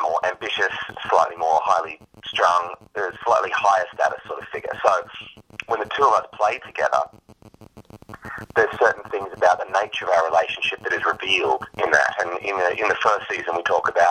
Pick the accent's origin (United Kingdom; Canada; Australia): Australia; as an Australian, I grew up with a lot of UK comedy and Irish comedy